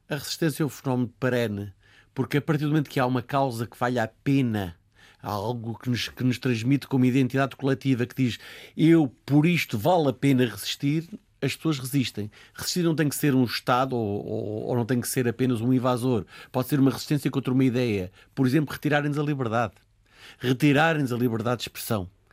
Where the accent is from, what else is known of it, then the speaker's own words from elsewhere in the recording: Portugal; somos nós portugueses